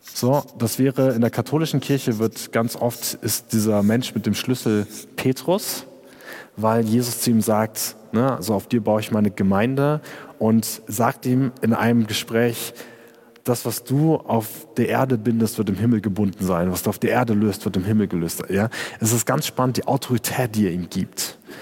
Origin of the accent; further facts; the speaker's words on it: Germany; ich als Deutscher